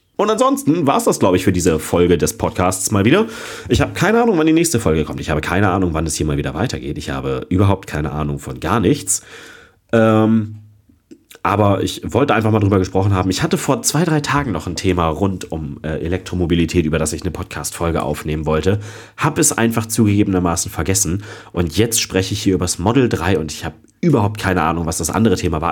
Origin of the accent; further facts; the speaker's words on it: Germany; Ich als Deutscher